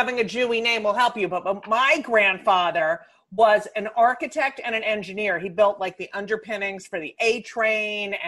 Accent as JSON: {"language": "English", "region": "New Jersey", "country": "United States", "moved": "as an adult", "lives_now": "New York City, United States", "said": "I am from New Jersey originally. And then I moved to New York right when I graduated college"}